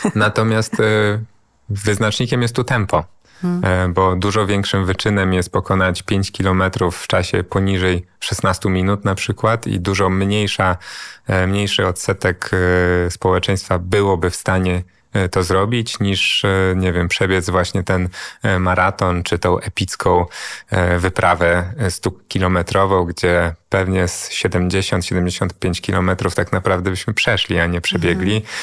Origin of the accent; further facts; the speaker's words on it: Warsaw, Masovian Voivodeship, Poland; urodziłem się i wychowałem na Żoliborzu